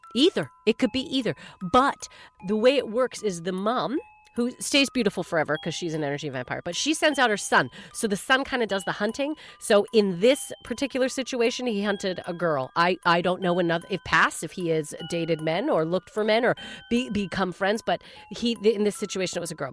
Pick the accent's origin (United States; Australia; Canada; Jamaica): Canada; I'm from Canada